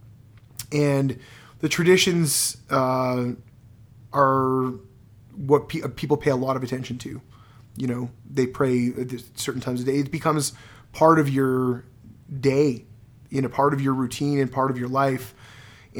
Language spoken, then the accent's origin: English; Quebec, Canada; first language English; moved away; I was raised Anglo, but I learned English